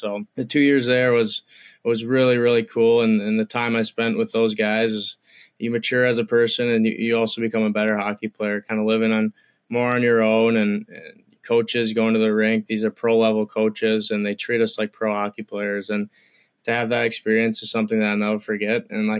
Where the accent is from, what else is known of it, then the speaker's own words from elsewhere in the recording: Chaska, Minnesota, United States; also born or lived in Michigan; I grew up in Chaska, Minnesota. I played for Chaska-Chanhassen Hockey Association